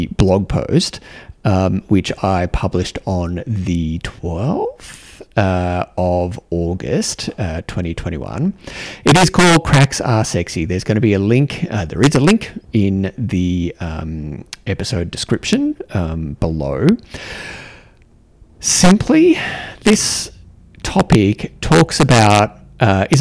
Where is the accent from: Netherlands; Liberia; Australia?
Australia; accent: Australian; my Australian accent